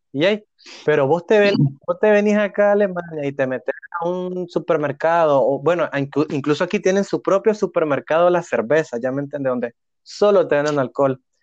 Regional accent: Nicaragua; moved away as an adult; now in Hamburg, Germany; como todo nica loco

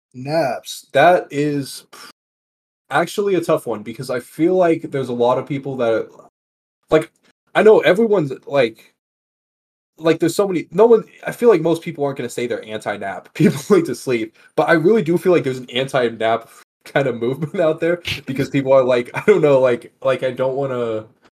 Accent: Texas, United States; now in Las Vegas, United States; I'm from Texas originally and now live in Las Vegas.

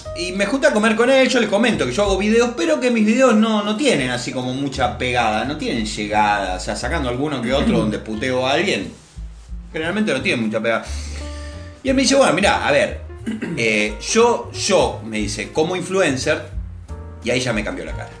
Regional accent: Argentina; lo cálido que somos nosotros los argentinos

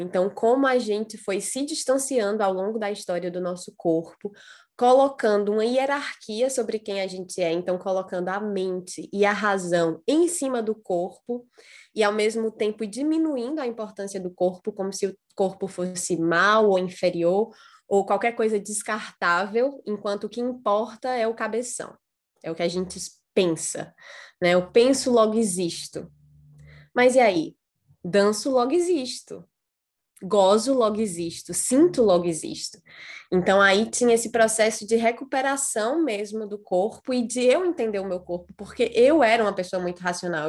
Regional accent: Ceará, Brazil; filha do Nordeste, sou cearense

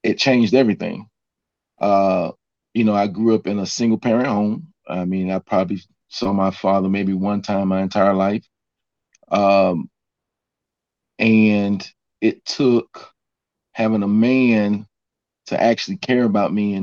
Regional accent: Miami, Florida, United States; moved away as an adult; also born or lived in Atlanta; I was raised in Miami, Florida

